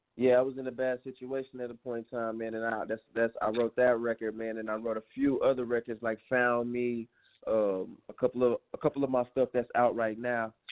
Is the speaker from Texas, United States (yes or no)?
yes; Houston, Texas, United States; I'm calling from Houston, Texas right now. I'm home, Houston, Texas. That's where I'm originally from